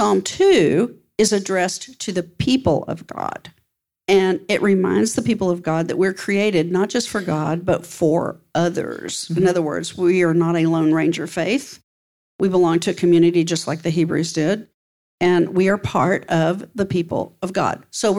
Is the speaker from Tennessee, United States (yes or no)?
no; West Texas, United States; Growing up in West Texas, which is a hot, dry climate, we didn't have very many trees in West Texas.